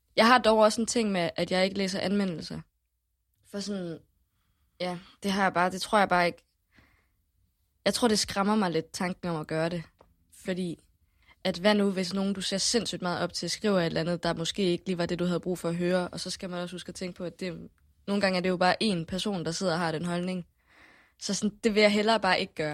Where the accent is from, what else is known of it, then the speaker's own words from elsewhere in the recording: Haderslev, Southern Denmark, Denmark; jeg boede i, i en lille by, der hedder Starup, som ligger lige uden for